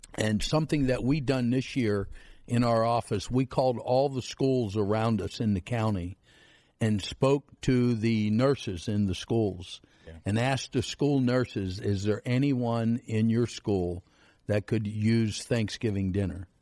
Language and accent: English; Central City, Pennsylvania, United States; I'm from Central City, Pennsylvania. 900 people. They got a food pantry in town